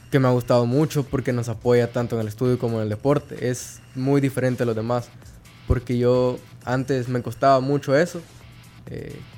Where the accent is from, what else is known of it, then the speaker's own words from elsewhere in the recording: Izalco, Sonsonate, El Salvador; born there; Sí, yo nací en Izalco.